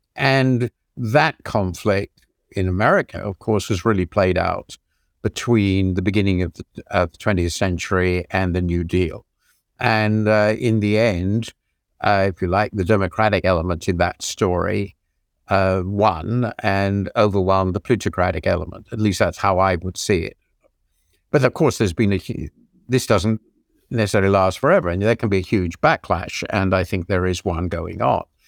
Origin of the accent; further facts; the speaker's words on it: United Kingdom; also born or lived in United States; as most British people will be, and I lived in the country for ten years